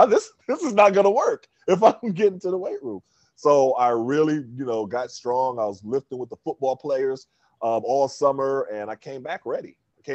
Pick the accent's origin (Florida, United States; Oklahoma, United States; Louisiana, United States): Oklahoma, United States; Tulsa; also born or lived in Harlem, New York; But I'm originally from New York, and I'm, you know, born in Harlem. And my father got transferred with American Airlines. So that's how we ended up in Tulsa.